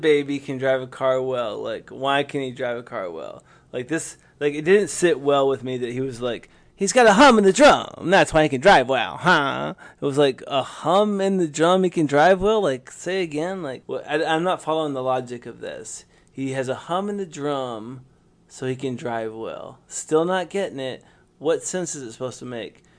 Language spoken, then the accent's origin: English; the South, United States; accent: Southern; I have a Southern accent. I'm from the South.